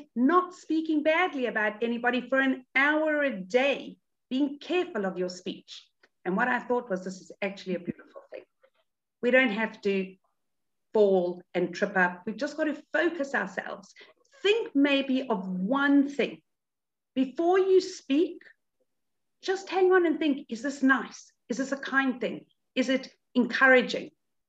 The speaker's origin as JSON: {"language": "English", "country": "South Africa", "tie": "born or raised there", "moved": "yes", "said": "I grew up in South Africa, but I've been out of South Africa a lot longer than I actually was there"}